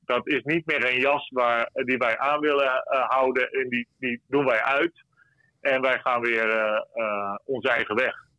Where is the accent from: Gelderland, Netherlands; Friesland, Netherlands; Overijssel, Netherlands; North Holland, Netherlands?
Friesland, Netherlands; ik ben een Fries